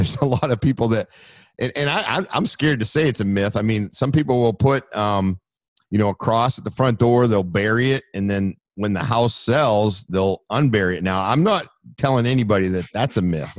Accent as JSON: {"language": "English", "region": "Maine", "country": "United States", "moved": "as an adult", "lives_now": "Florida, United States", "said": "we're from Maine"}